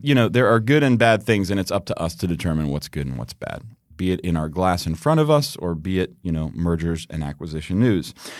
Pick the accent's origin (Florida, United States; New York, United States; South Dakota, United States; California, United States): New York, United States; moved away; also born or lived in central Pennsylvania; growing up in New York